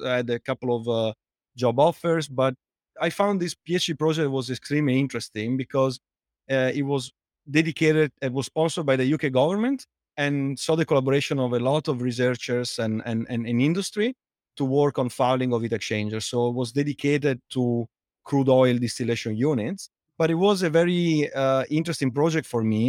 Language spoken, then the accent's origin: English; Italy; accent: Italian; English is a second language; moved away as an adult; also born or lived in United Kingdom / United States; now in London, United Kingdom; as you can tell from my accent, uh, I'm Italian, but, uh, although I lived in, uh, outside Italy for more than fifteen years between the U K and, uh, and the U S, I, I, I, I can't get rid of the accent